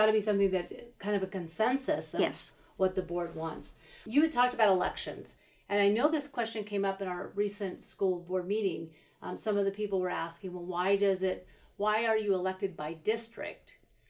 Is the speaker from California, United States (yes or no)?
yes; Oxnard, California, United States; also born or lived in Camarillo, California; I grew up in Oxnard, which was very foggy, and then as a teenager lived in Camarillo.